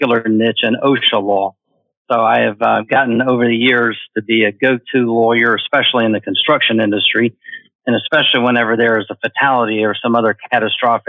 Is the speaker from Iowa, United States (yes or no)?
no; Atlanta, Georgia, United States; moved away as an adult; now in Florida, United States; growing up in Atlanta